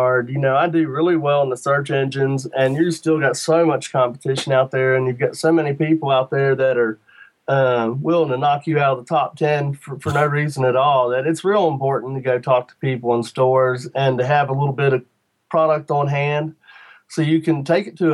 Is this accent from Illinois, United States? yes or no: no; Shenandoah Valley, Virginia, United States; I'm from Virginia, you know, right in the Shenandoah Valley, and we didn't get a lot of Jamaican jerk in the Shenandoah Valley when I was a kid